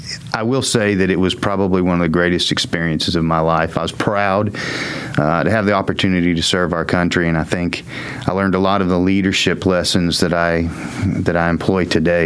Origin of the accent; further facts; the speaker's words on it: Arlington, Texas, United States; I was born in Arlington.